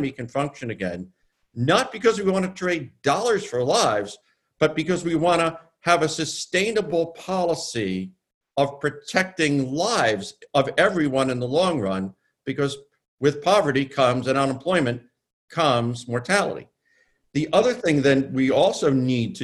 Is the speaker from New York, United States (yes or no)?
yes; New York City, New York, United States; my hometown of New York